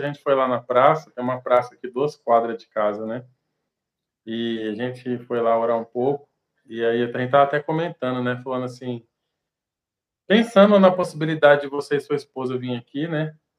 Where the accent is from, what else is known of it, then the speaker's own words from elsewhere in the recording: Ribeirão Preto, São Paulo, Brazil; na minha cidade onde eu nasci, em Ribeirão Preto